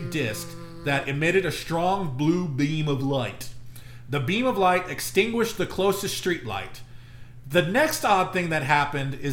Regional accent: San Antonio, Texas, United States; we're from San Antonio

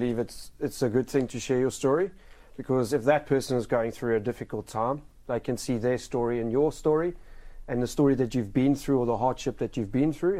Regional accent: South Africa; moved away as an adult; obviously I come from South Africa, and we were in the process of doing the visa coming over.

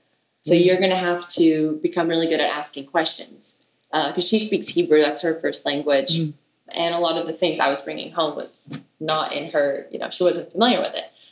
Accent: United States; also born or lived in Israel; I was born in Israel and my mom and I moved to America when I was 6 years old.

